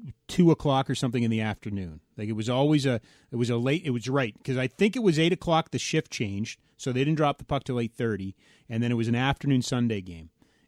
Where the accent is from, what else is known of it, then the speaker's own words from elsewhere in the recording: Edmonton, Alberta, Canada; I grew up in Edmonton